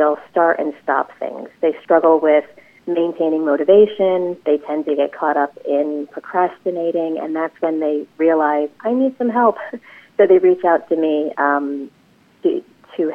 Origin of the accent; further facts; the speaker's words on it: New Jersey, United States; also born or lived in Los Angeles; I came back home to New Jersey